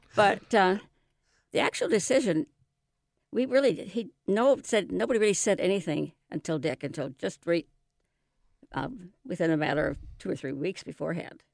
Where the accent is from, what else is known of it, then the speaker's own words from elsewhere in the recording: Seattle, Washington, United States; also born or lived in New England; I was born and raised in West Seattle